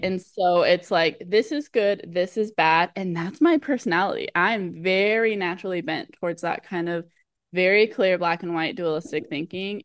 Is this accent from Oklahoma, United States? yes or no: no; Southern California, United States; I grew up in Southern California in the U S